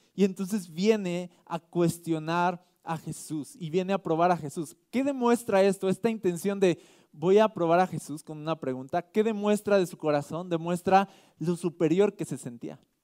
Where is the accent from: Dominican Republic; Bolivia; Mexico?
Mexico; nosotros somos mexicanos